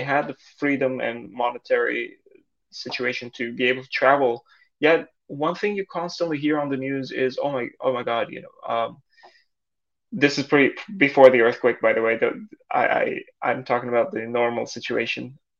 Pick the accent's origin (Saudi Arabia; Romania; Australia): Saudi Arabia; now in Canada; So I grew up in Saudi Arabia in an expat community. My parents are Turkish. We would speak Turkish at home, English at school, and the kids I grew up with were also expats from all over the world.